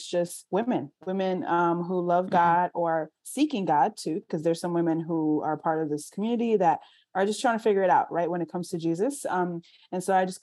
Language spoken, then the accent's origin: English; New York City, New York, United States; I am from New York City